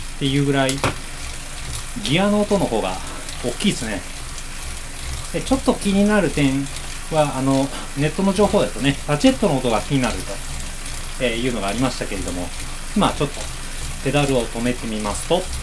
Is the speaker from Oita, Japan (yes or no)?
no; Kobe, Hyogo, Japan; 僕神戸ですけど